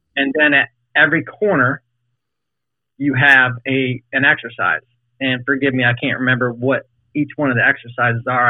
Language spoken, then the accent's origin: English; Fort Mill, South Carolina, United States; now in Richmond, United States; I'm from Charlotte, um, well, just south of Charlotte and Fort Mill, in the mill.